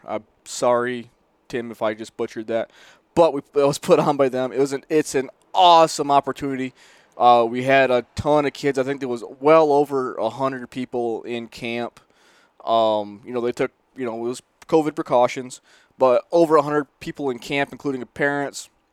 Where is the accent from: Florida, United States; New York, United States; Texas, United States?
New York, United States; Northern; I'm from Northern New York